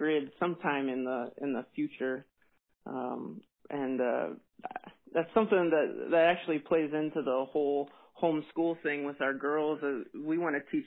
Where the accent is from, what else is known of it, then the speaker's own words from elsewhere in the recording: Wright City, Missouri, United States; also born or lived in Hermann, Missouri; I'm originally from Wright City, Missouri. It's about an hour west of St. Louis, and that's where we grew up